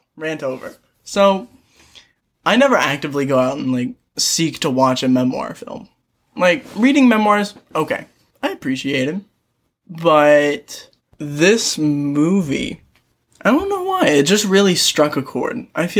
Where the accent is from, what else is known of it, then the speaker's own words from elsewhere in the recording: Kentucky, United States; Like, both of us are from Kentucky, but I feel like both of us do a good job of not sounding like we come from Kentucky